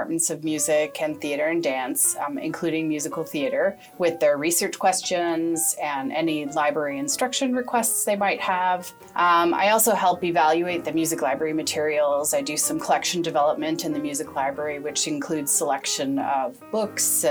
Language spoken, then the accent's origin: English; Toronto, Ontario, Canada; moved away as an adult; now in Buffalo, United States; I'm originally from Toronto, Canada